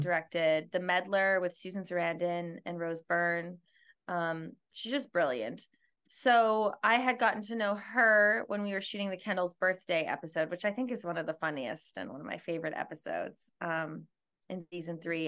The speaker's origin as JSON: {"language": "English", "town": "Edmonton", "region": "Alberta", "country": "Canada", "moved": "yes", "lives_now": "New York, United States", "said": "I'm from Edmonton, Alberta, which is in Western Canada."}